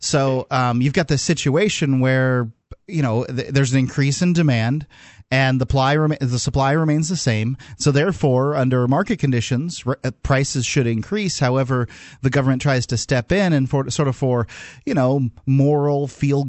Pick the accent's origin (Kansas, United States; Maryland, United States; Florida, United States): Florida, United States; Sarasota; I grew up in Florida